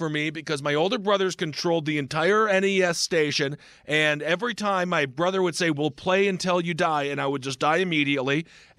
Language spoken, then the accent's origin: English; Stevens Point, Wisconsin, United States; we also had KB Toys where I was growing up in Stevens Point.